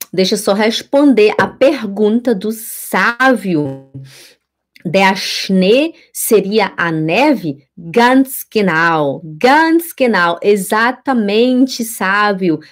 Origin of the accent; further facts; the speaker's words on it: Belém, Pará, Brazil; moved away as an adult; now in Switzerland; eu venho de Belém do Pará e eu moro aqui na Suíça já fazem doze anos